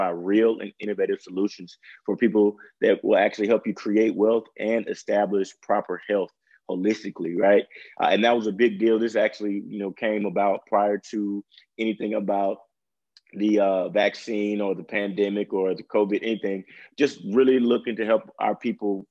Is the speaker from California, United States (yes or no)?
no; Jackson, Mississippi, United States; now in Dallas, United States; I'm from Jackson, Mississippi. Well, Floyd, Mississippi, but Jackson, Mississippi. And moved out to Dallas, Texas.